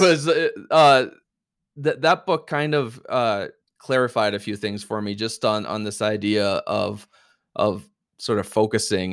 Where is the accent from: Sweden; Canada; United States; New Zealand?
Canada; we're Canadian